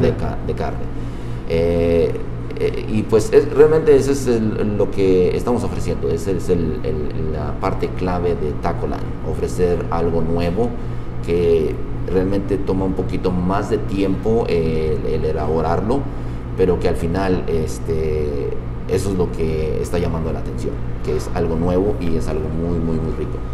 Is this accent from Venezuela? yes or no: no; Nezahualcóyotl, State of Mexico, Mexico; moved away as an adult; now in Utah, United States; yo ah, nací en la ciudad de Zahualcoyo, Estado de México. Tengo ya 16 años aquí en el estado de Utah.